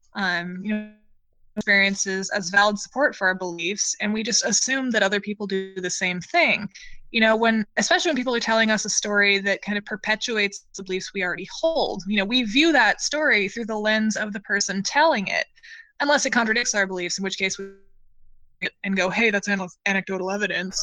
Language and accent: English; Western Washington, United States; I grew up in Western Washington